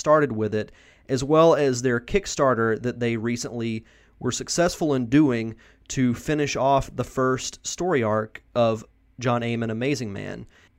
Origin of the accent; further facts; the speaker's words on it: United States; Yeah, I'm from the Gulf Coast as well, so I can definitely relate to growing up there.